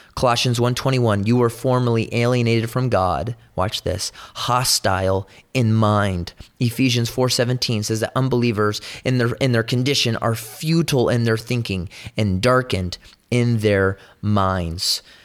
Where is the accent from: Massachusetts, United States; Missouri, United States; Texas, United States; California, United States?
California, United States; I'm from California